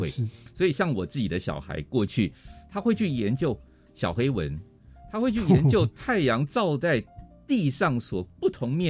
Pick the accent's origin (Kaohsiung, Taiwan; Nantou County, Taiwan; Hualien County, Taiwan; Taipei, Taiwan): Hualien County, Taiwan; Hualien; 我刚刚讲我来自花莲，